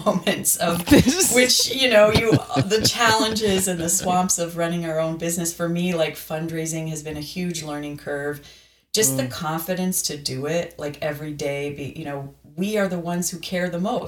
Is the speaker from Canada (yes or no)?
yes; Canada; I am Canadian